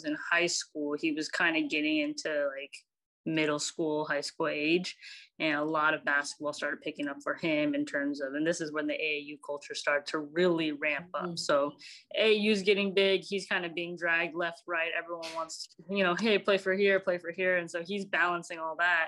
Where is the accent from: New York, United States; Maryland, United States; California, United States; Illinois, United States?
California, United States; Bay Area; also born or lived in San Francisco / Alameda / Dublin / South San Francisco; I grew up in the Bay Area, and I can't claim one area.